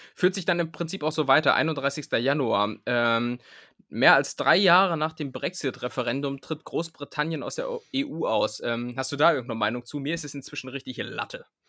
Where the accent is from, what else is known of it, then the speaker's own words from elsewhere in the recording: Hameln, Lower Saxony, Germany; Ich komme aus, aus Hameln